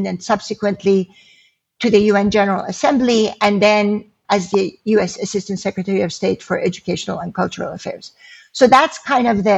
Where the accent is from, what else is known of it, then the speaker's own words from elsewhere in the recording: Iran; also born or lived in California / Oregon; now in United States; when we were growing up in Iran